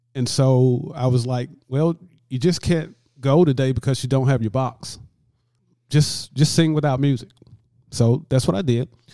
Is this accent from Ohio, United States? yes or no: no; Lanett, Alabama, United States; moved away as an adult; now in LaGrange, United States; I was actually born and raised in Lynette, Alabama, which is about thirteen miles south of here